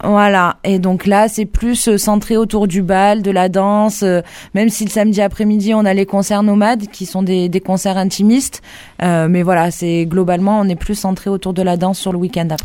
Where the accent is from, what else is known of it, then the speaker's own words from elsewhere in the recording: Occitania, France; nous, les danses par chez nous en Occitanie